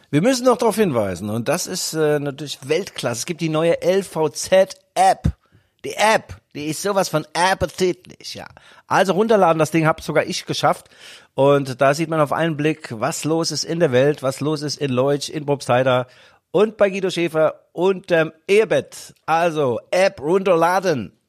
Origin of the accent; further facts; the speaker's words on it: Rhineland-Palatinate, Germany; bei uns in der Pfalz